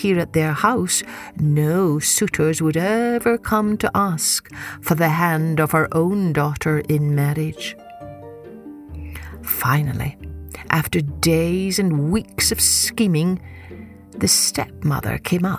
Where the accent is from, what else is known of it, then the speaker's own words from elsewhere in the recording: Scotland, United Kingdom; when I was growing up in Scotland, I loved how the sky would never grow dark during that month until almost midnight